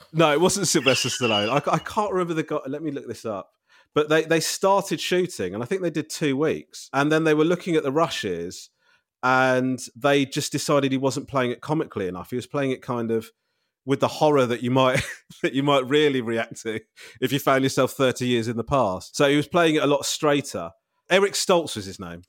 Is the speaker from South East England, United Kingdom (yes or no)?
yes; Crawley, South East England, United Kingdom; I was brought up in Crawley